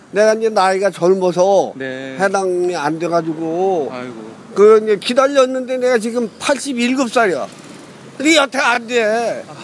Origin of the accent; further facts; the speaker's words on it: Yonan, North Hwanghae, North Korea; moved away as an adult; 황해도 연백군.